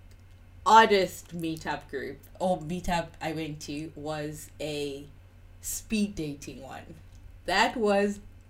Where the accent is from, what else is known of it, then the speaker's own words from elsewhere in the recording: South Africa; moved away; I'm from South Africa.